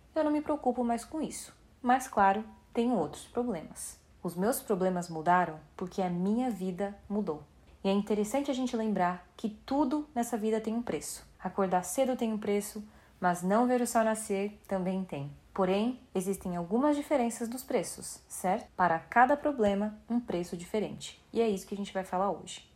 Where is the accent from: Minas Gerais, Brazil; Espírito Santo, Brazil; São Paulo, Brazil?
São Paulo, Brazil; now in Vancouver, Canada; Eu cresci no Paraisópolis, que é uma comunidade carente de São Paulo, e hoje, depois de muito esforço, eu moro em Vancouver, no Canadá